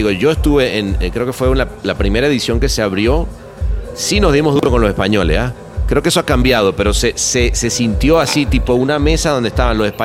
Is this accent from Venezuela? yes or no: yes; Venezuela; en esa época trabajando en Venezuela. Bueno, obviamente siempre como venezolano vas diciendo, wow